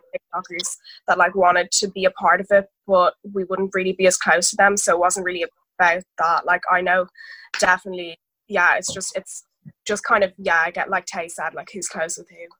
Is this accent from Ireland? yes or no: yes; Dublin, Leinster, Ireland; I'm 17, I'm nearly 18, and I'm from Dublin